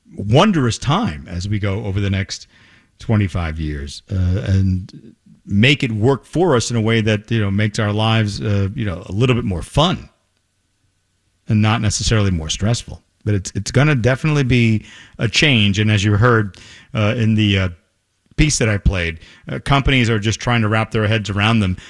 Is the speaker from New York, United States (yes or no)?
yes; New York, United States; moved away; I grew up in New York